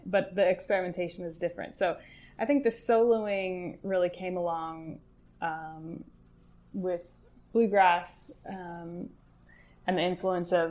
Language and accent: English; Chicago, Illinois, United States; I grew up in Chicago and kind of the surrounding rural Illinois area